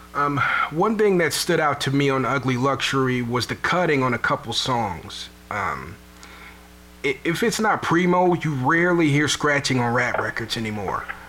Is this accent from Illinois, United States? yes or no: yes; Chicago, Illinois, United States; I'm from Chicago